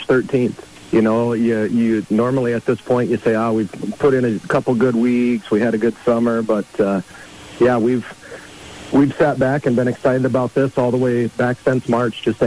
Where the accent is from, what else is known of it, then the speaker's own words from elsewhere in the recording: Yankton, South Dakota, United States; I grew up in Yankton